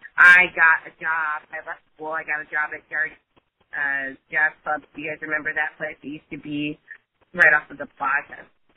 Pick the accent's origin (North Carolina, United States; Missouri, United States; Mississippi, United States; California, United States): Missouri, United States; Raytown; also born or lived in Wichita, Kansas; I was born in Wichita, Kansas. All right. I was raised in Kansas City. I was actually raised in Raytown.